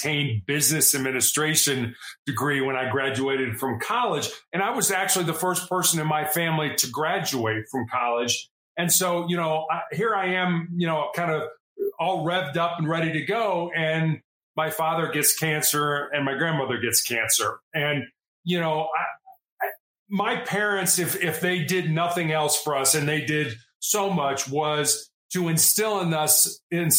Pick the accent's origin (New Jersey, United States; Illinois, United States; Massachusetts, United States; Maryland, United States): Illinois, United States; Chicago; I was born and raised in Chicago in the United States